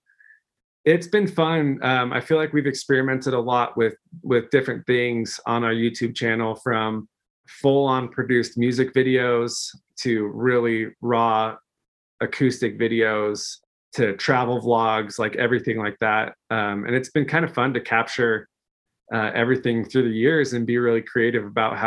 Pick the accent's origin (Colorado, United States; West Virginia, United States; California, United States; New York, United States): Colorado, United States; just outside of Denver; I'm originally from Colorado, just outside of Denver